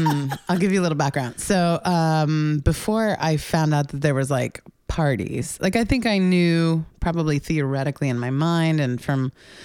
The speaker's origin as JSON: {"language": "English", "town": "Melville", "region": "New York", "country": "United States", "said": "I'm a New Yorker. Okay. I'm originally from Long Island."}